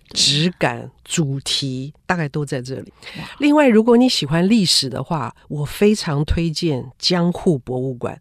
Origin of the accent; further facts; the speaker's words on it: Taiwan; 作为一个台湾人何其幸福